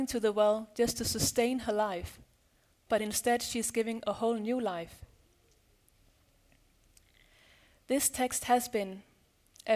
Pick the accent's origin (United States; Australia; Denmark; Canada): Denmark; I'm from Denmark